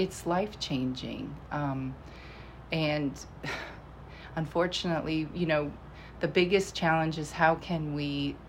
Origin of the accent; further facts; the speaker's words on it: Virginia, United States; also born or lived in Iowa; Yes, definitely conservative, faith first. So it was kind of amazing when we moved from Iowa to Virginia.